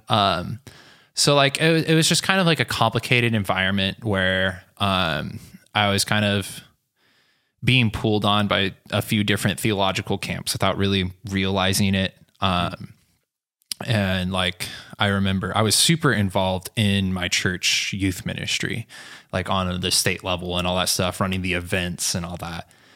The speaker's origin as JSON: {"language": "English", "town": "Selah", "region": "Washington", "country": "United States", "tie": "born or raised there", "also_born_or_lived": "Oregon", "moved": "as an adult", "said": "I grew up near Yakima, Washington, which most of you have never been there. Some of you have heard of it. And I grew up in a small town called Sela."}